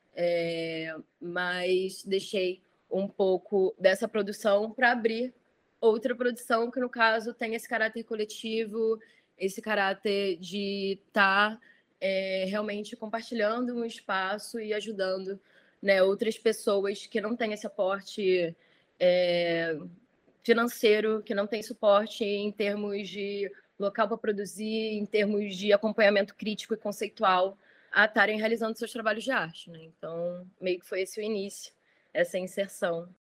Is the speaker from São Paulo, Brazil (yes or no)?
no; Rio de Janeiro, Brazil; Eu sou galerista, produtora carioca, nascida e criada no Rio.